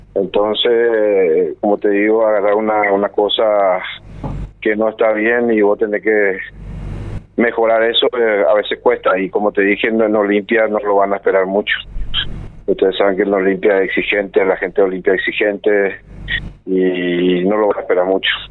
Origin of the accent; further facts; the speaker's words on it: Paraguay; moved away as an adult; also born or lived in Argentina; somos paraguayos, yo soy fanático de mi país, siempre fui fanático, siempre quise volver